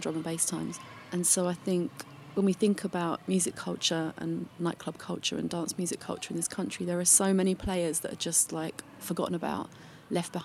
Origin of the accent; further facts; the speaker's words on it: London, United Kingdom; Growing up in like the very far edges of deepest suburban southeast London